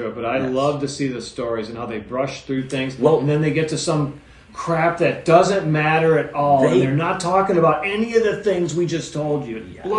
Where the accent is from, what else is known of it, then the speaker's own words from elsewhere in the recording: Detroit, Michigan, United States; I'm from Detroit.